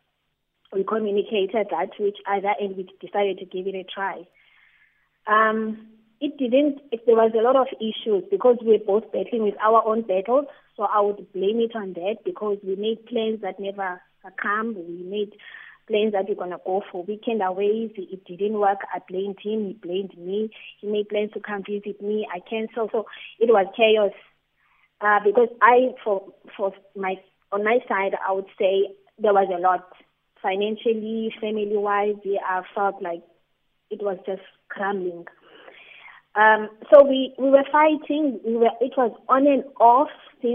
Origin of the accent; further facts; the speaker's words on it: East London, Eastern Cape, South Africa; now in East London, South Africa; last year, I moved to Eastern Cape in East London, using PE, to my hometown because of issues with COVID, and lost my job.